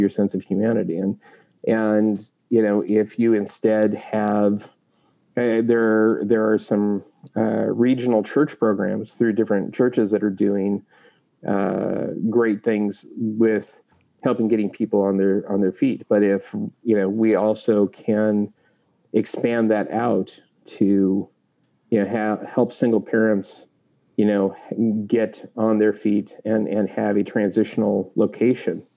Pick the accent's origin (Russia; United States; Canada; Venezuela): United States; Clarkston, Washington; also born or lived in Portland, Oregon / Lewiston, Idaho; now in California, United States; I grew up in the Valley, so I'm well aware of, the Northern Idaho, Eastern Washington mindset